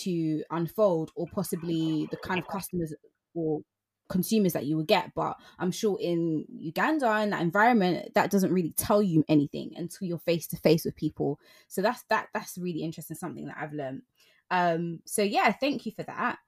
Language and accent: English; London, United Kingdom; as a Londoner